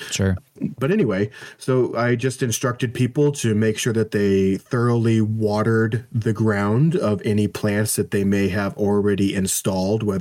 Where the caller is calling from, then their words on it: St. Louis, Missouri, United States; I'm coming in from the St. Louis area.